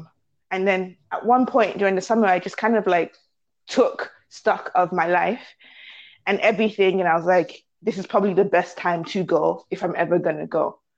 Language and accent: English; Canada; I'm very much Canadian.